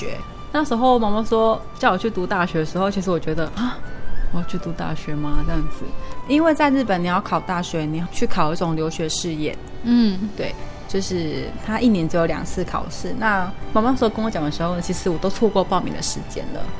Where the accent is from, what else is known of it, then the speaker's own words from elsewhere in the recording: Taiwan; 然后就是因为要回来考试，就是三月初，所以我才就是回到台湾这样子。